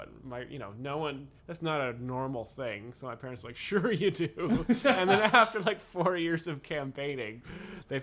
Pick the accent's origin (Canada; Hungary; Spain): Canada; Shawnigan Lake, British Columbia; accent: Victoria; I grew up in Shawnigan Lake